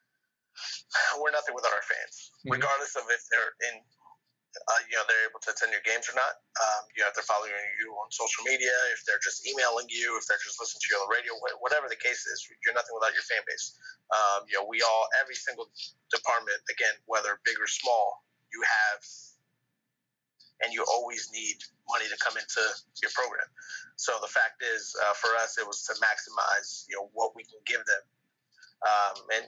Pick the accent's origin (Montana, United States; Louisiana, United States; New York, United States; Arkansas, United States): New York, United States; New York City; now in New Orleans, United States; I'm from New York City